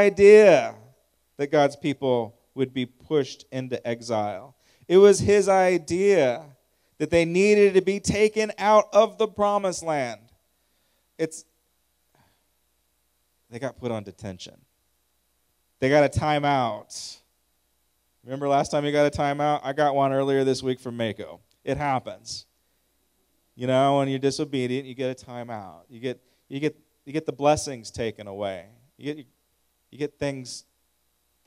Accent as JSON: {"language": "English", "country": "United States", "said": "I'm an American"}